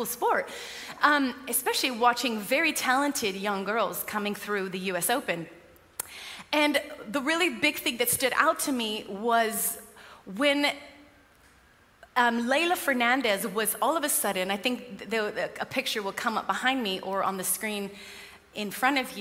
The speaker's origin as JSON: {"language": "English", "country": "United States", "moved": "yes", "lives_now": "United Kingdom", "said": "I'm American"}